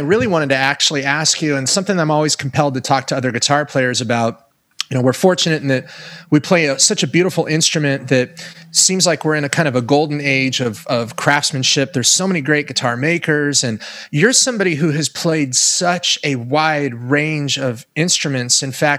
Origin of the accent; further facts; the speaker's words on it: Oregon, United States; now in Los Angeles, United States; I grew up in Oregon